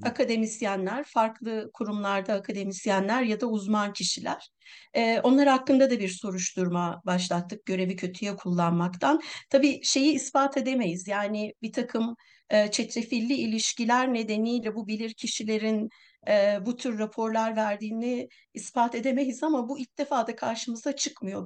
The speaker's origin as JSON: {"language": "Turkish", "town": "Milas", "region": "Muğla", "country": "Turkey", "tie": "born or raised there", "said": "benim memleketim Milas"}